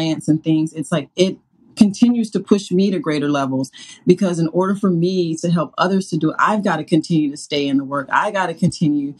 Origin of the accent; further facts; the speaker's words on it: the South, United States; I grew up in the South